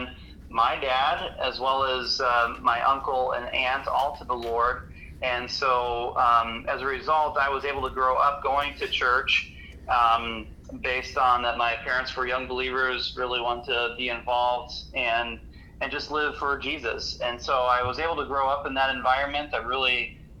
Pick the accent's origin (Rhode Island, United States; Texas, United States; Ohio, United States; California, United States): Ohio, United States; Hinckley; I grew up in Hinkley, Ohio